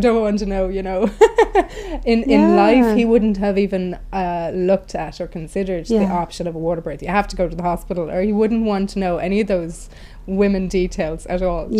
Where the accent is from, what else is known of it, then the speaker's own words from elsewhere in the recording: Ireland; moved away as an adult; also born or lived in Paris / London; I'm Irish, and that's not really the done thing in Ireland.